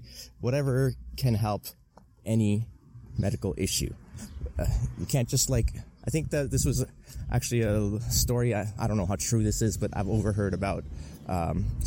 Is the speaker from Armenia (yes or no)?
yes; Armenia; now in Toronto, Canada; immigrants, like from like myself. Obviously, I'm from Armenia originally